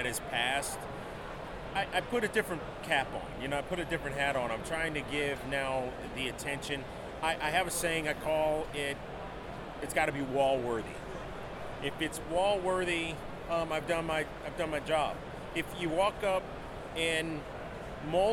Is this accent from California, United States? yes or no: no; Westland, Michigan, United States; now in Austin, United States; I live in Austin, Texas, but I grew up here in Michigan, around the Wayne Westland area